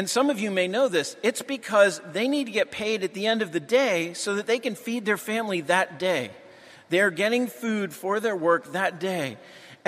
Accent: New England, United States; I'm from New England.

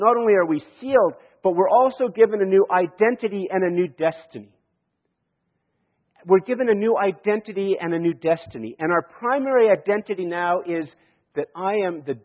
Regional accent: Canada; I am a Canadian and I live in Canada

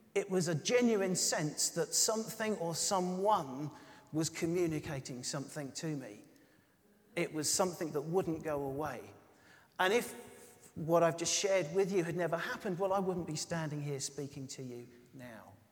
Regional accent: United Kingdom; we're British

